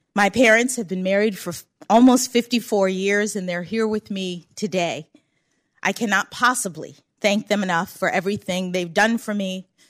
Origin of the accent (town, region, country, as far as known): Washington, District of Columbia, United States; born or raised there